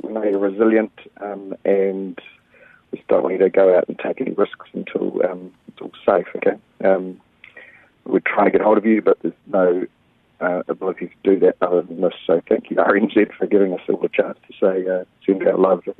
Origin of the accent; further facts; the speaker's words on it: Waitoa, New Zealand; now in Twizel, New Zealand; we're all from Waitoa